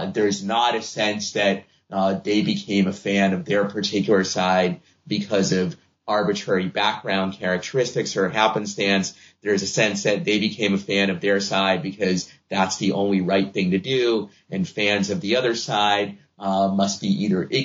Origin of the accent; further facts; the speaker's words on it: Boston, Massachusetts, United States; I'm a Red Sox fan because I grew up in Boston